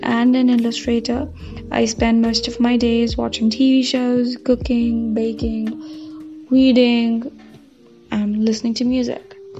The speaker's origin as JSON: {"language": "English", "country": "United States", "said": "I am a 14 year old high school freshman from the US"}